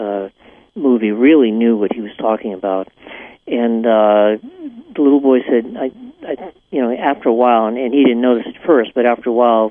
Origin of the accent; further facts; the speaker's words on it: Salem, Massachusetts, United States; moved away; where I was born in Salem, Massachusetts.